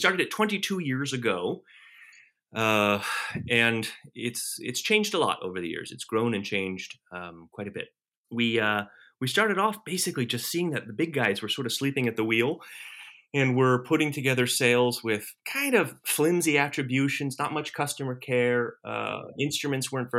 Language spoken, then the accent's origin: English; Alexandria, Virginia, United States; I grew up in Alexandria.